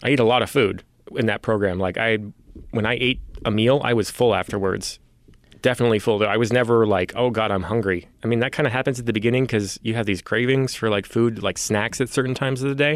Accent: San Francisco, California, United States; I was born and raised here in San Francisco

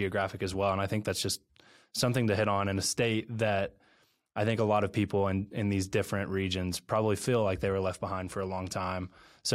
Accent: Ashland, Kentucky, United States; I'm from Ashland, Kentucky, which we kind of call ourselves Eastern Kentucky.

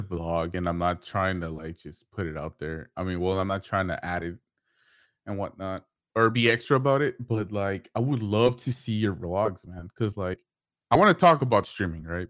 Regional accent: Houston, Texas, United States; I'm from Houston

